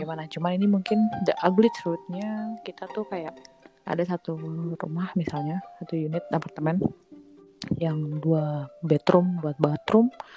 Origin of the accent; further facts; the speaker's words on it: Jakarta, Indonesia; accent: South Jakarta (Jaksel) speech; moved away; aku anak Jakarta Selatan banget